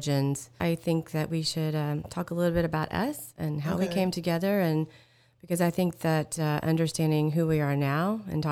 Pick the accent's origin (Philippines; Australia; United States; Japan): United States; Alabama; I grew up in a very tiny little town in Alabama